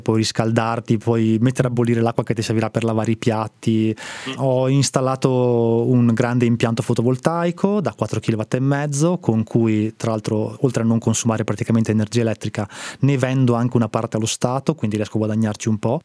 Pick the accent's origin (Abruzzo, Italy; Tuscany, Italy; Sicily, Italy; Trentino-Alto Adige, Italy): Trentino-Alto Adige, Italy; moved away as an adult; also born or lived in Rome / Bologna / Milan / Parma; sono originario del Trentino